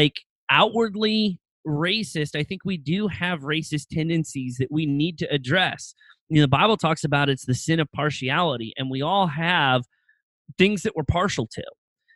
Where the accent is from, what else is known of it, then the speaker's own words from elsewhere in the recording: Lancaster County, Pennsylvania, United States; moved away; also born or lived in Lynchburg; I grew up in Pennsylvania, on the far eastern edge of Lancaster County, like basically on the edge of Lancaster and Berks County